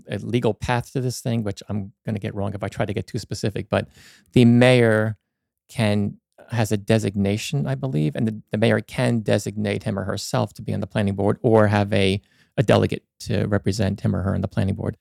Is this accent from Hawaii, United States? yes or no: no; Hopatcong, New Jersey, United States; moved away as an adult; also born or lived in Dover, New Jersey; now in Sparta, United States; I grew up in the Hopatcong, lived there most of my life until, uh, we got married